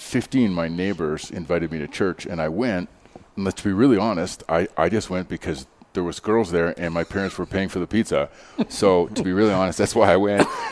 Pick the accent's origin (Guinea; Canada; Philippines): Canada; now in Denver, United States; i grew up in canada